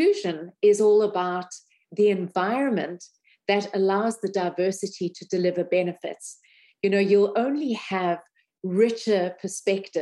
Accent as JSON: {"language": "English", "country": "South Africa", "tie": "born or raised there", "also_born_or_lived": "United States / Europe", "moved": "yes", "said": "I grew up in South Africa"}